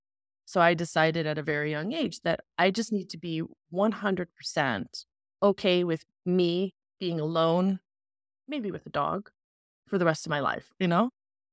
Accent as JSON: {"language": "English", "region": "the Bible Belt", "country": "United States", "tie": "born or raised there", "said": "I grew up in the Bible Belt of America"}